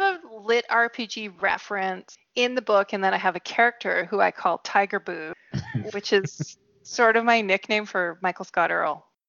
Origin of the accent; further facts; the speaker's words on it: British Columbia, Canada; born or raised there; accent: British Columbia